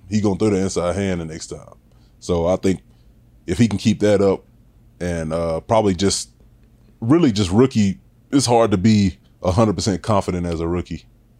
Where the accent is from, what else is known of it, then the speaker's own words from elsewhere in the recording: Louisiana, United States; moved away as an adult; I'm from Louisiana